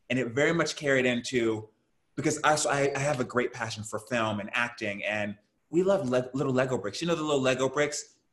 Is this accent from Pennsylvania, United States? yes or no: no; Houston, Texas, United States; And I grew up in Houston, Texas, so I'm a Southern yeah. boy.